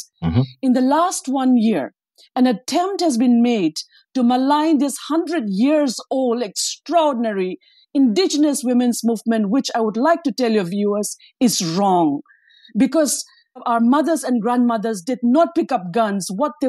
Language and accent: English; Manipur, India; born or raised there